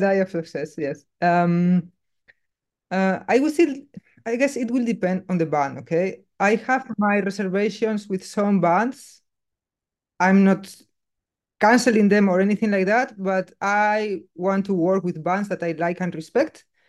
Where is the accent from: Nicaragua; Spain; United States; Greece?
Spain; Basque Country; English is a second language; moved away as an adult; now in Berlin, Germany; me, growing up in Basque Country